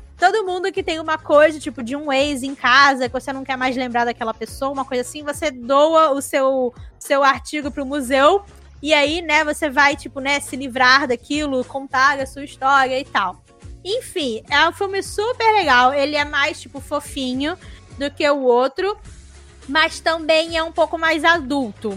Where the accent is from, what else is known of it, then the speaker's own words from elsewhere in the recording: Brazil; Somos brasileiros